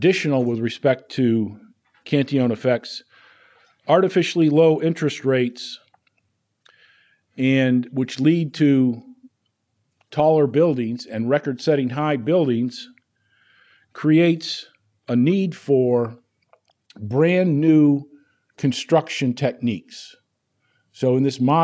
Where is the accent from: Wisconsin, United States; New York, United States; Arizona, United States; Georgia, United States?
New York, United States; 000 about 30 miles west of Syracuse; born or raised there; moved away as an adult